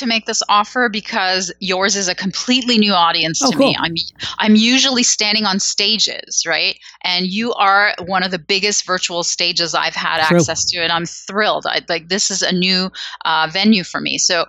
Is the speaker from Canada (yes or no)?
yes; Canada; Because I'm Canadian, you see, like, we're gentle.